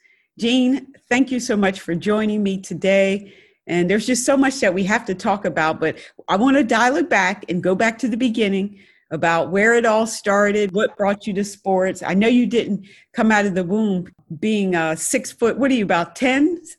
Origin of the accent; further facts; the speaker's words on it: Wayne, Pennsylvania, United States; moved away; I'm from outside of Philly. But you know, when I go back home and I tell people I'm from Wayne, people are like, you're not from Philly. But anyway, I'm going to claim my Philly roots.